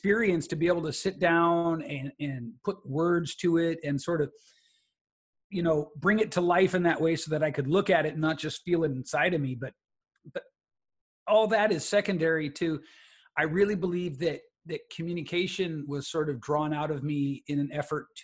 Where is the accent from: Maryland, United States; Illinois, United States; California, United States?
California, United States; San Francisco Bay Area; So where I came from is the San Francisco Bay Area, home of legendary hip hop and hippies too